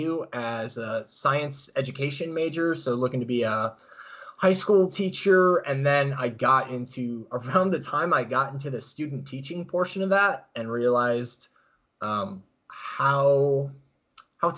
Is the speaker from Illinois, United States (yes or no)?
yes; Chicago, Illinois, United States; moved away as an adult; also born or lived in Carbondale, Illinois; now in Arizona, United States; originally I am from the northwest suburbs of Chicago. I grew up there, my whole life up till I went to undergraduate at Southern Illinois University in Carbondale